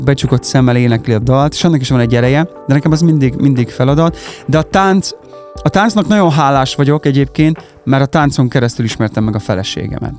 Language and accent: Hungarian; Karancslapujtő, Nógrád, Hungary; moved away as an adult; also born or lived in Budapest; now in Salgótarján, Hungary; Karancslapújtón nőttem fel, tehát mi mm-hmm. ott mhm. laktunk, ott nőttem fel